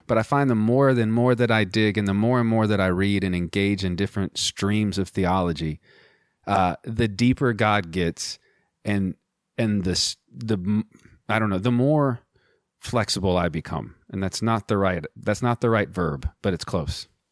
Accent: United States; as an American

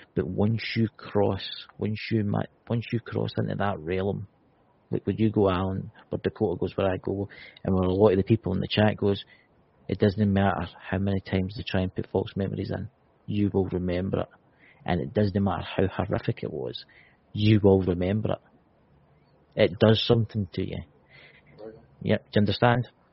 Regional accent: Scotland, United Kingdom; I'm Scottish. What Look, I'm Scottish.

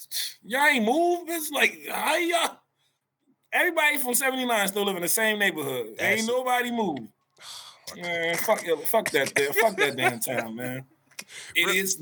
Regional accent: New Jersey, United States; we're from New Jersey

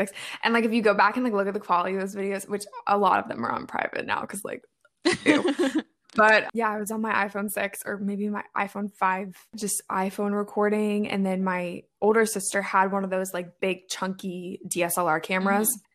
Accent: Maryland, United States; also born or lived in Midwest; I am from Maryland

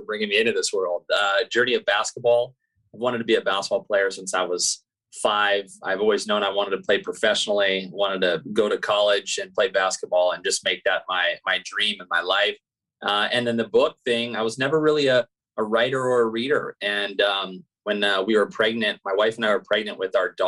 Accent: Santa Barbara, California, United States; moved away as an adult; also born or lived in Louisiana / Washington / Germany / France; I'm from Santa Barbara, California

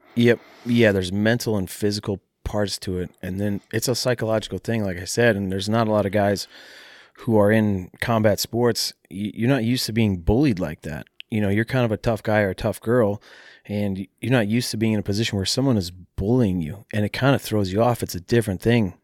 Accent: Mankato, Minnesota, United States; mixed martial arts training in my hometown at a taekwondo

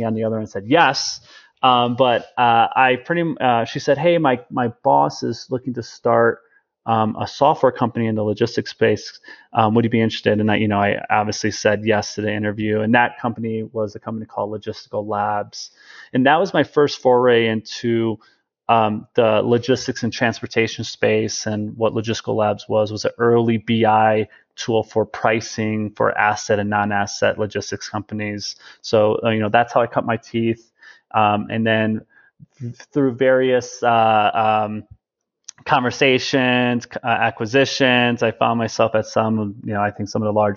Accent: Chicago, Illinois, United States; I'm originally a Midwesterner from Chicago

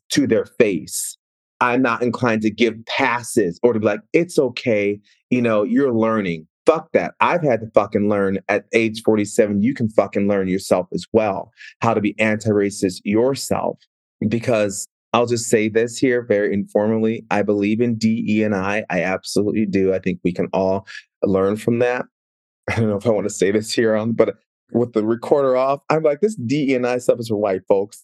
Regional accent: Seattle, Washington, United States; also born or lived in Minneapolis, Minnesota; I moved from Minneapolis to Seattle, which was just like moving to Mars

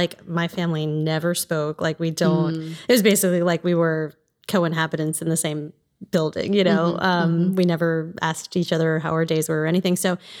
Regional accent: East Coast, United States; I am originally from the East Coast and grew up in a single family home, mostly.

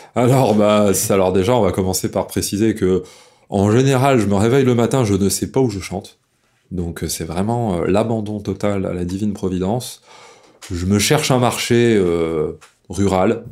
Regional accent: Dauphiné, Auvergne-Rhône-Alpes, France; j'ai poussé dans le terreau fertile du Dauphiné, voilà où j'ai grandi euh, dans la campagne.

